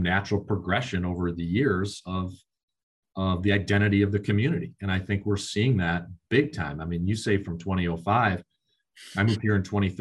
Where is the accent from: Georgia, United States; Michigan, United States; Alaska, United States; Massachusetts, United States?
Michigan, United States; Birmingham; moved away as an adult; now in Grand Rapids, United States; growing up in Birmingham and Metro Detroit